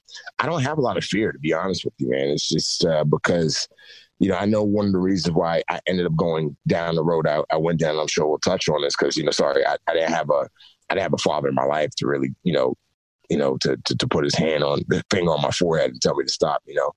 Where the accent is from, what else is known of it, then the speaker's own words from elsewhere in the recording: Bronx, New York, United States; growing up in the Bronx, walking down the streets, and the crack epidemic was huge, was really, really big at the time when I was growing up, late 80s, early 90s.